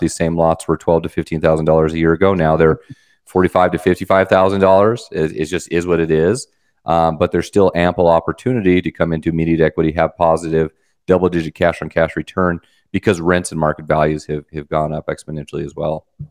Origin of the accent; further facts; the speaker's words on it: Wyoming, United States; I'm from Wyoming, you know, Spurs and all